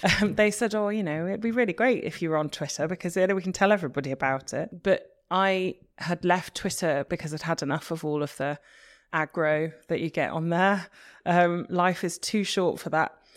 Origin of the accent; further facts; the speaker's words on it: Liverpool, North West England, United Kingdom; I'm from Liverpool